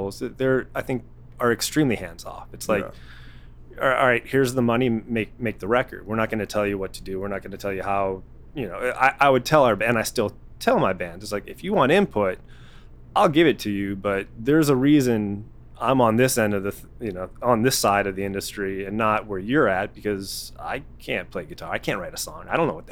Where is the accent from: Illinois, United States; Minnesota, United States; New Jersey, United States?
Illinois, United States; outside Chicago; I grew up outside Chicago